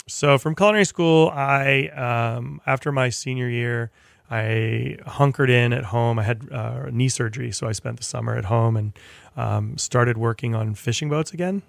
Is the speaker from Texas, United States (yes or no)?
no; Providence, Rhode Island, United States; moved away as an adult; I went to Johnson and Wales in Providence, which was, um, you know, pretty much my hometown